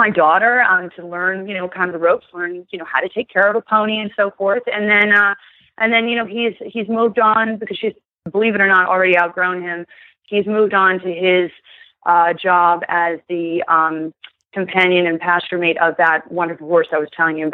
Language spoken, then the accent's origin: English; New Jersey, United States; I grew up in New Jersey